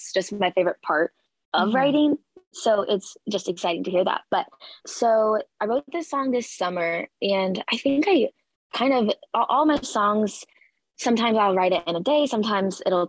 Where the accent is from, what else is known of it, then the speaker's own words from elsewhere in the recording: Nashville, Tennessee, United States; moved away as an adult; now in Texas, United States; I'm from Nashville, which is pretty convenient as a singer-songwriter, but I moved to Texas for college